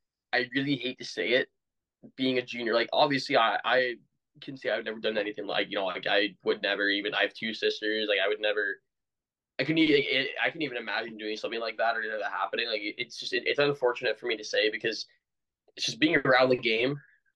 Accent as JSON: {"language": "English", "region": "Ontario", "country": "Canada", "said": "Like we're both Canadian, and hockey's definitely it's our blood, man. Like unfortunately, in Ontario, at least I'm seeing hockey starting to die a little bit."}